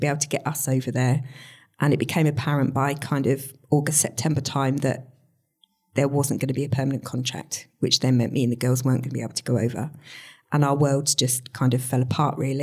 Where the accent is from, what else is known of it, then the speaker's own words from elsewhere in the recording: Stowmarket, East of England, United Kingdom; moved away as an adult; also born or lived in Peterborough; I was born in Stowmarket, grew up in Stowmarket, went to school here